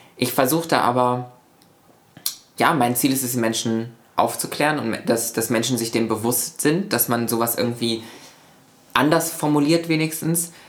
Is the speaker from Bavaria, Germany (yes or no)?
no; Lübeck, Schleswig-Holstein, Germany; also born or lived in Buxtehude; in meiner Heimatstadt in Lübeck